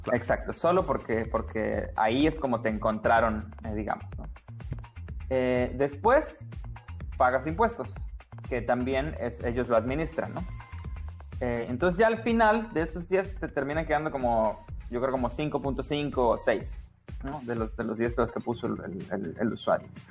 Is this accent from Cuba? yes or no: no; Tampico, Tamaulipas, Mexico; moved away as an adult; also born or lived in India / United States / Germany; estudié programación eh, en, Tampico, de donde yo soy.